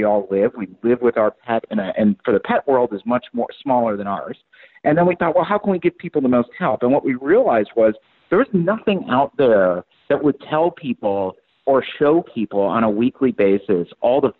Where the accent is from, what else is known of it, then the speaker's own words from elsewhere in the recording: Michigan, United States; I'm from Michigan